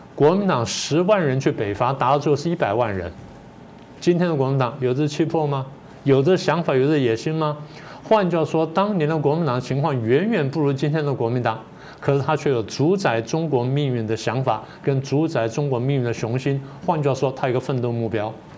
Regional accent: Taipei, Taiwan; 我小的时候生长的环境，我家前面有池塘，后面有山什么等等。虽然同样是在台北

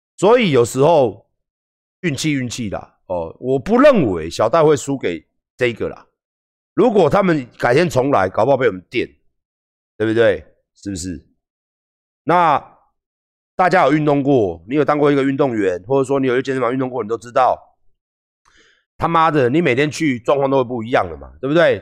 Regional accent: Taiwan; 我们是台湾人

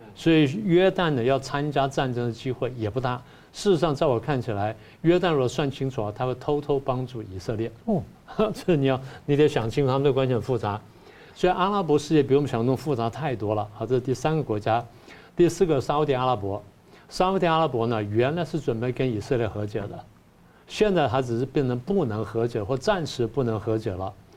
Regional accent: Taiwan; 我们台湾人

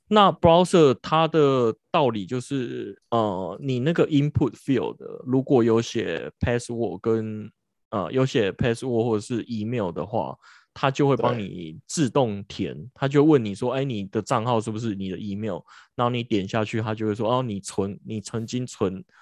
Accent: Taiwan; 我们台湾人

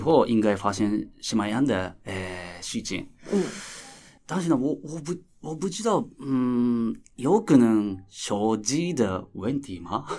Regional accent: Japan; Chinese is a second language; 我是来自日本的导演

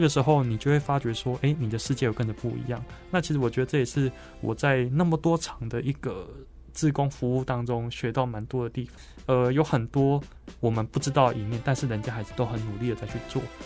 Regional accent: southern Taiwan, Taiwan; 我是南部人嘛，嗯哼。那也第一次到台北生活两个月

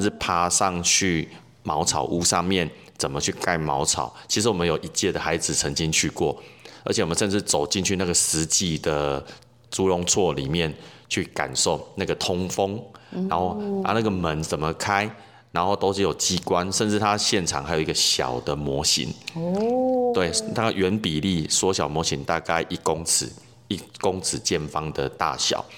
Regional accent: Kaohsiung, Taiwan; moved away as an adult; now in Tainan, Taiwan; 其实我是高雄人，

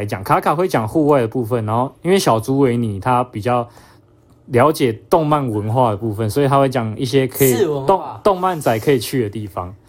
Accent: Taichung, Taiwan; 他是跟我一样来自台中的朋友潘哥。

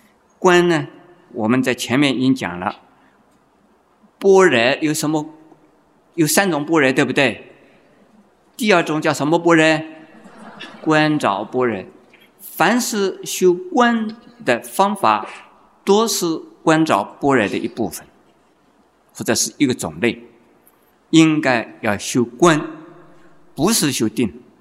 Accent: China; 在我们中国人呢，这种风气还没有养成。

